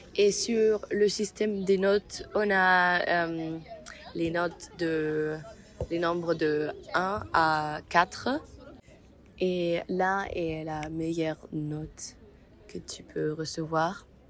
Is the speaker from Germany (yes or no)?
yes; Mainz, Rhineland-Palatinate, Germany; French is a second language; also born or lived in Bologna; je viens d'Allemagne, de Mayence